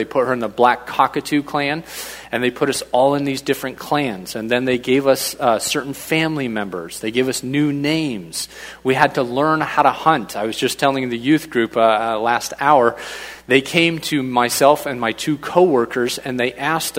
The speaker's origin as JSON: {"language": "English", "country": "Papua New Guinea", "tie": "born or raised there", "moved": "as an adult", "said": "But I was raised over in Papua New Guinea from 2 years old, went over there with mom and dad, and we went into the Itete people group. I ended up going off to boarding school from first grade to 12th grade, finished up there, came back to the United States"}